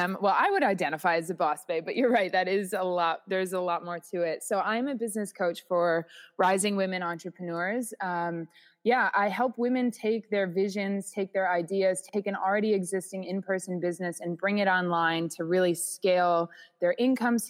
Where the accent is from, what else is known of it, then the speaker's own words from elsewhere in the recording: New England, United States; moved away as an adult; also born or lived in Northampton, Massachusetts / Bali; I'm from New England originally